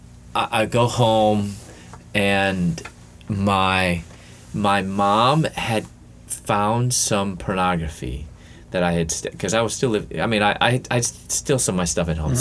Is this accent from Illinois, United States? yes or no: yes; Chicago, Illinois, United States; moved away as an adult; also born or lived in Louisville, Kentucky; I was born in the Chicago area, in the western suburbs of Chicago.